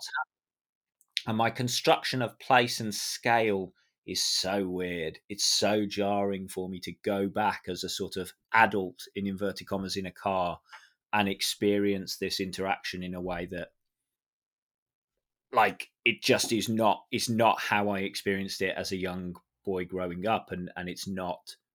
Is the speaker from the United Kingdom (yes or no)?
yes; Birmingham, West Midlands, United Kingdom; accent: Birmingham; when I go home after a couple of weeks or a couple of days, even speaking with my family, my Birmingham accent comes back, and I sound